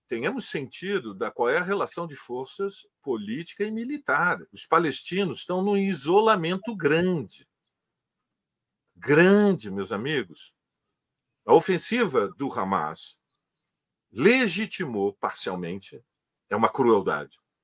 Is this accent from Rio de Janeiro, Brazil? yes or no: yes; Rio de Janeiro, Brazil; quando eu era criança, eu morava em Copacabana, na esquina do Domingos Ferreira, com a Santa Clara